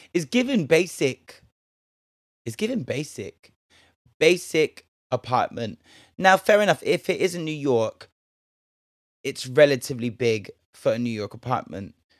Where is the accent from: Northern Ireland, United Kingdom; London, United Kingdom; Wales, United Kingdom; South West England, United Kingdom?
South West England, United Kingdom; Bristol; I'm from Bristol. We've got a whole White Ladies Road, Black Boy Street